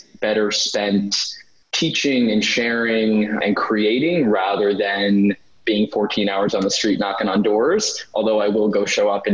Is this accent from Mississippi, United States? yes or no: no; New York City, New York, United States; I grew up in New York. I remember seeing even like the carriage horses in New York City